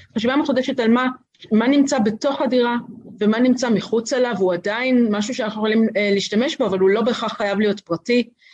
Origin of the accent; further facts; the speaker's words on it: Tel Aviv, Tel Aviv District, Israel; אני גדלתי בקומפלקס אה, אה, ברוטליסטי במרכז תל אביב